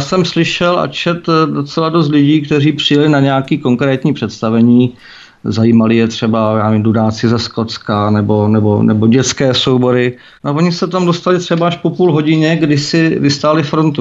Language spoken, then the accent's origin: Czech; Czechia; Já jsem Čech a nestydím se za